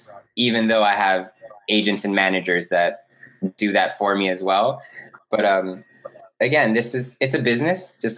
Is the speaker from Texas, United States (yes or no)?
no; Miami, Florida, United States; moved away as an adult; also born or lived in New York; now in Los Angeles, United States; I grew up in Miami, Florida, 80 degrees year round.